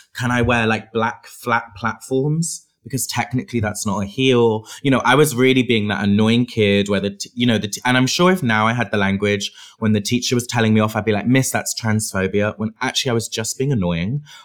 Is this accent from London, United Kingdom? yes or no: no; Bristol, South West England, United Kingdom; I grew up in Bristol, in England